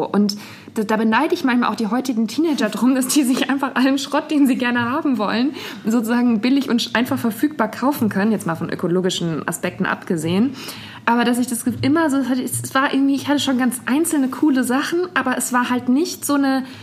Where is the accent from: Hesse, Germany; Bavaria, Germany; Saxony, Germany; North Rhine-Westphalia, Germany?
Bavaria, Germany; Aber ich war sehr abhängig davon, dass mich jemand in die nächstgrößere Stadt nach Würzburg gefahren hat, weil Internet-Shopping, das gab es